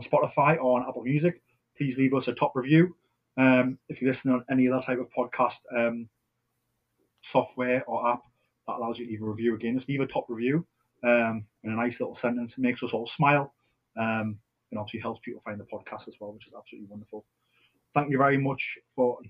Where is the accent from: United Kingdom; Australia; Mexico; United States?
United Kingdom; Newcastle upon Tyne, North East England; I'm a Geordie